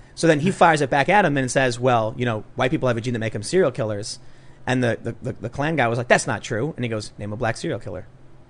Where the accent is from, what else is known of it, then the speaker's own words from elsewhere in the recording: Chicago, Illinois, United States; moved away; growing up on the South Side with all of these different people